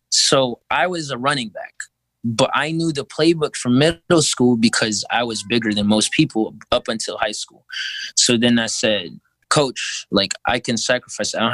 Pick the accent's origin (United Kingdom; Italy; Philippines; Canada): Philippines; I'm five five, bro. I'm Filipino.